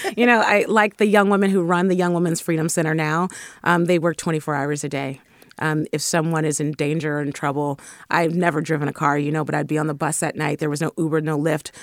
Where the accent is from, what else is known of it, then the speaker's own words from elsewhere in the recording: San Francisco, California, United States; I was raised in the Fillmore. And definitely a deep child of the Bay Area